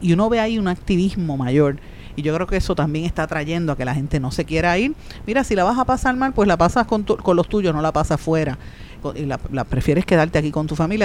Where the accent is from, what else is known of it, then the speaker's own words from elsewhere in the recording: Puerto Rico; nosotros como, como pueblo puertorriqueño